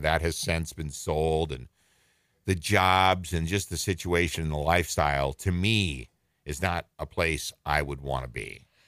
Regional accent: northern Minnesota, United States; moved away; I was born in Minneapolis, but I was raised in northern Minnesota

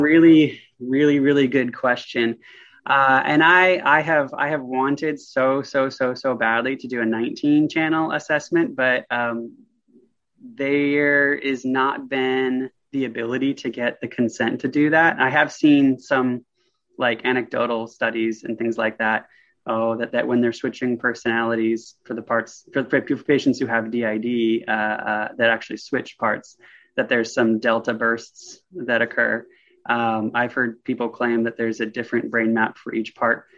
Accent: the Northwest, Pacific Northwest, United States; born or raised there; also born or lived in Vancouver, Washington

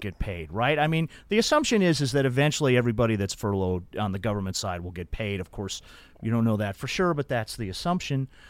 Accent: Denver, Colorado, United States; when I was a kid growing up in Denver

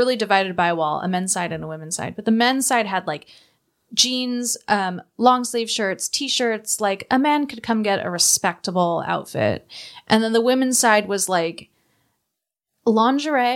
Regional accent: Long Beach, California, United States; I grew up in Belmont Shore, which had Second Street

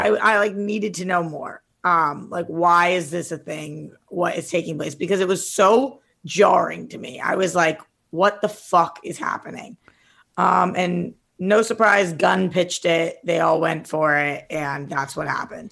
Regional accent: Boston, Massachusetts, United States; I'm from Boston, most of my family's from Jersey

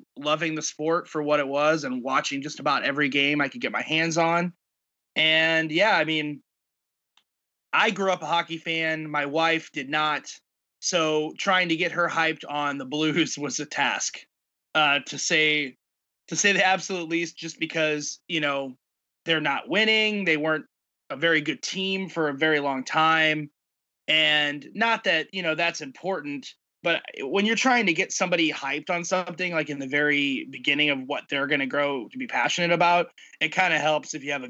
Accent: St. Louis, Missouri, United States; because I grew up in St. Louis, love hockey, you know, played as a kid

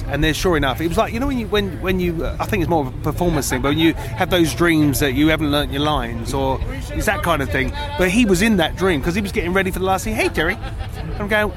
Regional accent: Southend-on-Sea, East of England, United Kingdom; I grew up in Southend, which is out on the east coast of the UK, in Essex

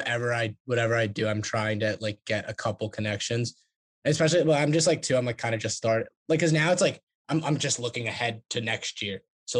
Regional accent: New York, United States; I'm like an hour train ride. Even I'm from New York, so I'm like from like an hour north of the city.

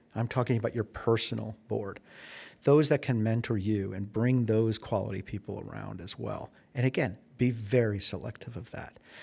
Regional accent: Chicago, Illinois, United States; moved away as an adult; also born or lived in Silicon Valley; now in Arizona, United States; I'm from Chicago

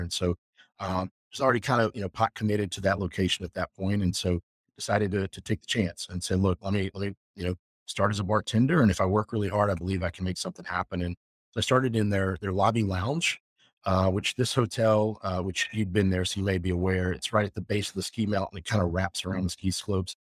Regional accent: the South, United States; moved away as an adult; also born or lived in Jackson Hole; growing up in the South where my family's from and the people that I grew up

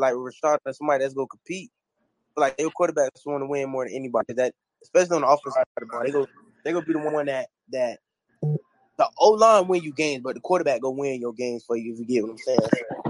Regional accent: Boynton Beach, Florida, United States; also born or lived in Orange County; I'm originally from Boynton Beach, Florida. Palm Beach County.

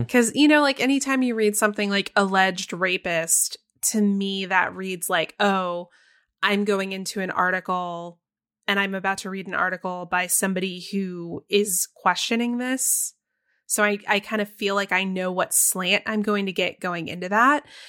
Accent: Texas, United States; growing up for me in Texas

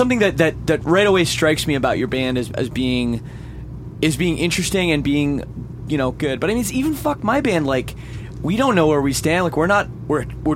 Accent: Toronto, Ontario, Canada; I'm from Toronto, grew up in Canada

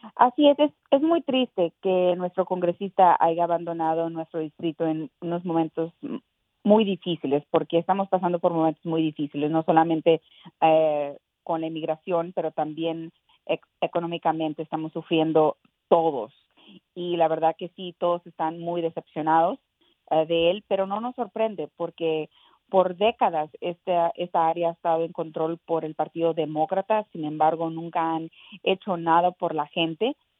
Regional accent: Mexico; also born or lived in Texas; now in United States; yo nací en México, orgullosa, orgullosa de, de ser eh, eh, mexicana americana

